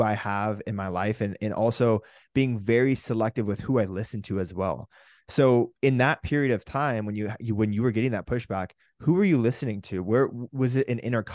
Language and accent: English; California, United States; we grew up in California in this kind of a little bit more of a countryside of California where people would have fields.